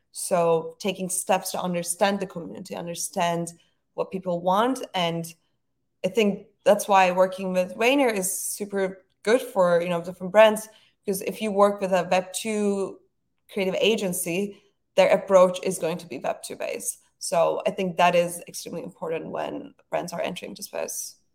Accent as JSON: {"language": "English", "region": "Istanbul", "country": "Turkey", "tie": "born or raised there", "moved": "as an adult", "lives_now": "New York, United States", "said": "growing up in Istanbul was really amazing. It's a beautiful city. But I was happy to, I was happy to move to New York"}